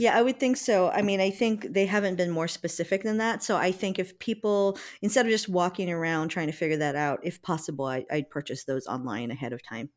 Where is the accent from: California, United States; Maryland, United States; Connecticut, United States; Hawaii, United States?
Hawaii, United States; I'm also half Japanese, but I grew up in Hawaii